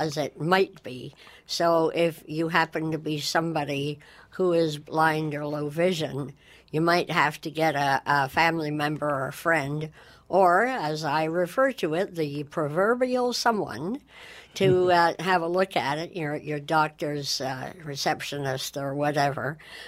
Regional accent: Canada; we are Canadian

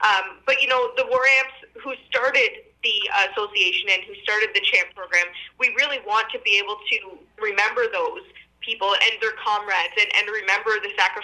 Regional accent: Norwood, Ontario, Canada; now in Ottawa, Canada; when I was at home in Norwood, I did, go to the cenotaph

